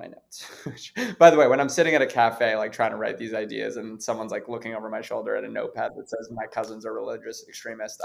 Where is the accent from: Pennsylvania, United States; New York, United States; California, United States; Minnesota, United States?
New York, United States; New York City; growing up in New York City, growing up around a lot of privilege